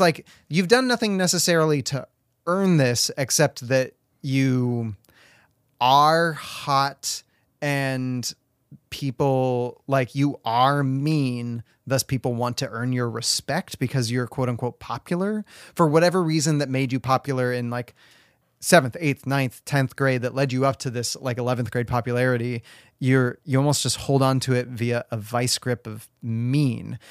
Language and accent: English; Washington, United States; I grew up in Washington, and Washington was this place where, like, legal age was technically sixteen